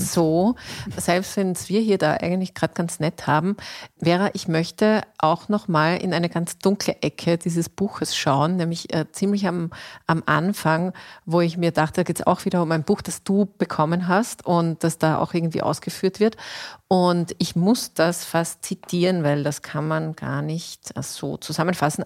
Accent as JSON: {"language": "German", "country": "Austria", "said": "bei uns in Österreich"}